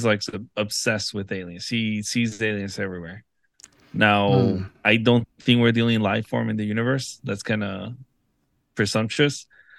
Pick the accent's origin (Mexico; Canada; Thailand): Mexico; I was born in Mexico